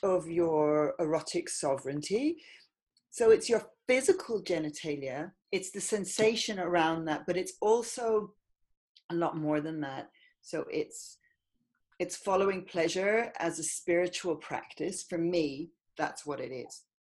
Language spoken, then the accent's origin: English; Ireland; now in London, United Kingdom; I grew up in Ireland in the countryside.